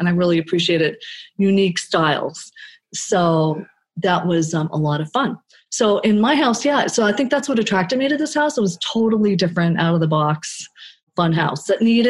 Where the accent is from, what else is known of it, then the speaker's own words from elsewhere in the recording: Florida, United States; So I have to tell you, so we lived in a lot of different houses, but mostly I grew up in Florida, 1975